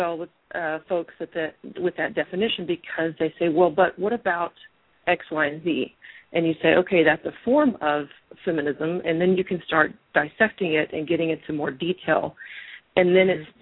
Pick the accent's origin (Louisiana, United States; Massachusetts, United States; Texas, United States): Texas, United States; Central and South; moved away as an adult; now in Lubbock, United States; I'm originally from Texas, Central and South Texas, and I arrived in Lubbock